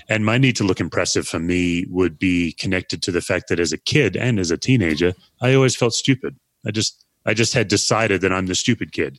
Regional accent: Australia; now in United States; I'm an Aussie

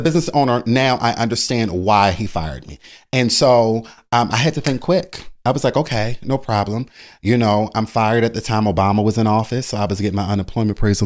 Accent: Baltimore, Maryland, United States; moved away; also born or lived in Philadelphia; I'm originally from Baltimore, Maryland

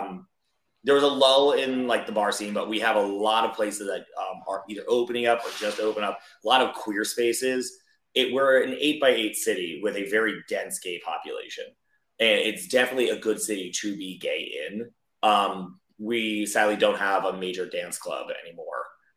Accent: Delaware, United States; But I'm like, I'm from Delaware. My area code on my phone is 302.

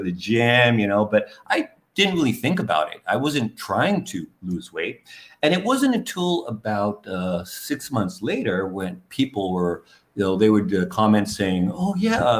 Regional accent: New York City, New York, United States; moved away; I'm from New York City

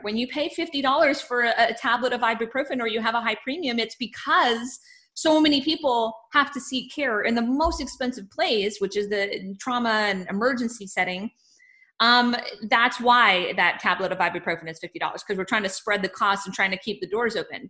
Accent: Texas, United States; as a Texan

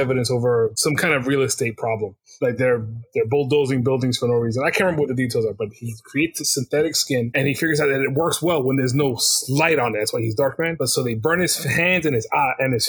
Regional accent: United States; from America

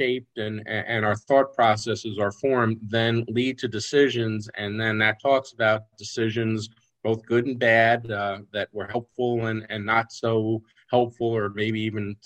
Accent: New York, United States; I grew up in New York State

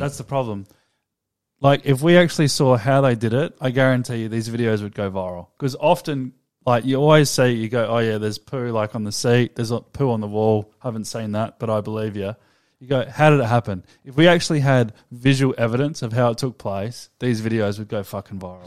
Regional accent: Australia; We're Australian. This is a, an Australian podcast.

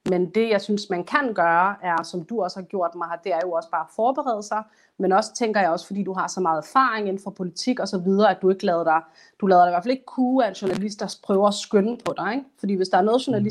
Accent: Somalia; jeg er kun somalier og mm. journalist

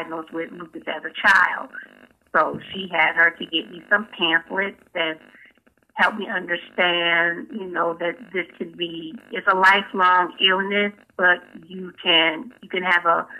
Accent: Atlantic City, New Jersey, United States; moved away as an adult; now in North Carolina, United States; I'm originally from Atlantic City, New Jersey, but I've been living in North Carolina since 2004

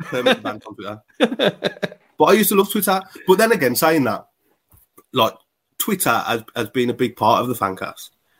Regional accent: Wolverhampton, West Midlands, United Kingdom; I live in Wolverhampton

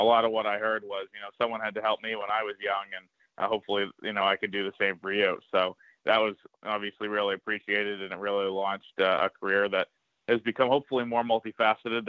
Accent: Northborough, Massachusetts, United States; I grew up in Massachusetts

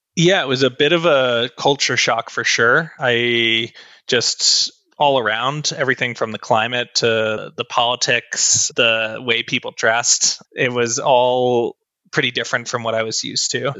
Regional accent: New Jersey, United States; moved away as an adult; also born or lived in Texas / Utah; now in Colorado, United States; grew up in New Jersey and I was there my entire childhood up until I turned 18.

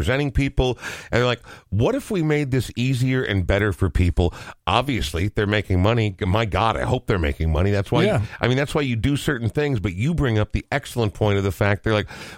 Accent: Coon Rapids, Minnesota, United States; When I was young, I lived in Coon Rapids.

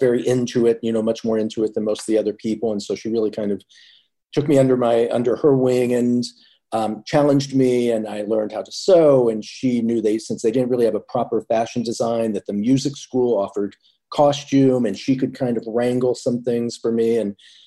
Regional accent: Indianapolis, Indiana, United States; moved away as an adult; now in New York, United States; growing up in Indiana

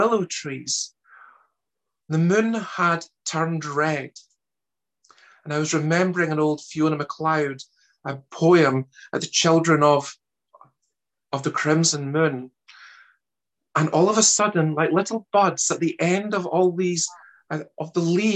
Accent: Glasgow, Scotland, United Kingdom; accent: Scottish; also born or lived in Germany; Originally, I'm actually German, despite my accent being a Scottish one. And I ended up in Scotland as a child and brought up in the west of Glasgow

